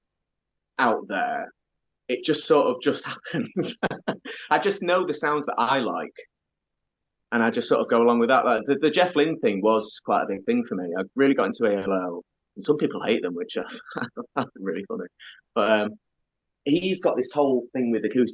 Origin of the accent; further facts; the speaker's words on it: Doncaster, Yorkshire and the Humber, United Kingdom; I was growing up in Doncaster